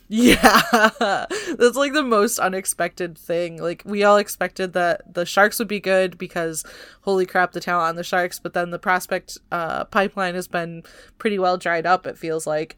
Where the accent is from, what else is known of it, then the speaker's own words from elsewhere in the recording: Michigan, United States; now in California, United States; I'm, I'm from Michigan